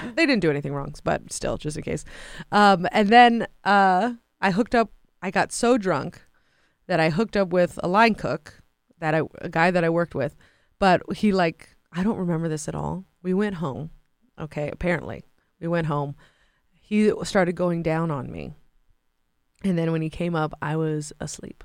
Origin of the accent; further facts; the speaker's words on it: San Francisco, California, United States; in San Francisco, 'cause that's my hometown